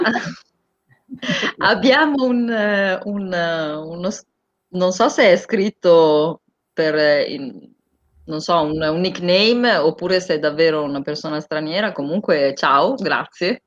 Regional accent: Bologna, Emilia-Romagna, Italy; io sono di Bologna

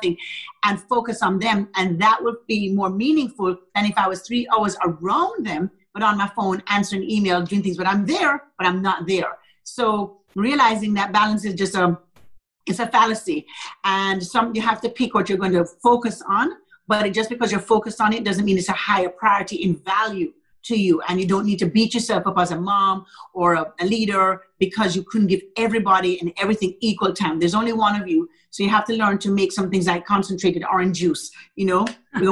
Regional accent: Jamaica; also born or lived in Arlington, Texas; now in Dallas, United States; Our church is in Arlington, but I'm from Jamaica.

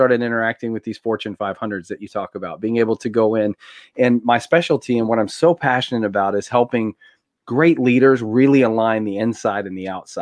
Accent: Tennessee, United States; I grew up here in Tennessee, Southern family, very conservative.

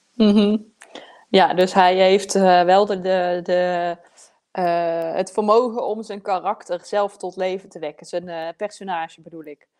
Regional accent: southern Netherlands, Netherlands; accent: southern Dutch; ik heb zelf ook een zuidelijk, zuidelijk Nederlands accent

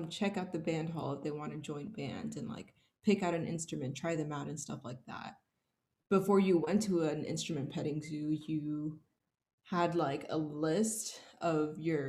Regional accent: Houston, Texas, United States; So I am born and raised from Houston, Texas

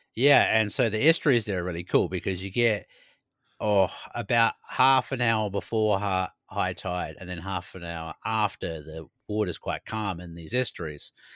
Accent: New Zealand; now in Sweden; growing up in New Zealand

